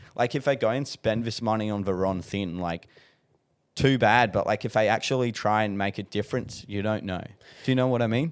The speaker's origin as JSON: {"language": "English", "town": "Adelaide", "region": "South Australia", "country": "Australia", "moved": "yes", "said": "I'm originally from Adelaide"}